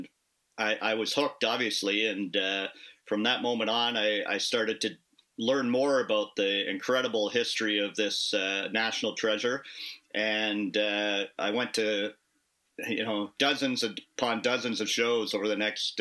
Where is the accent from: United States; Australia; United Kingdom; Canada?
Canada; Kitchener, Ontario; also born or lived in Toronto; I grew up in Kitchener-Waterloo. It's where I moved back to about 5-6 years ago.